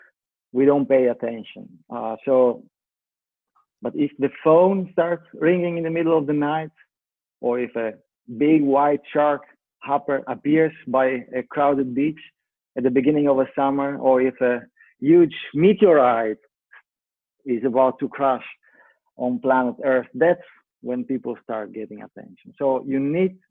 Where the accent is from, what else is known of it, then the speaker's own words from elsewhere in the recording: Italy; moved away; I'm Italian. I grew up in Italy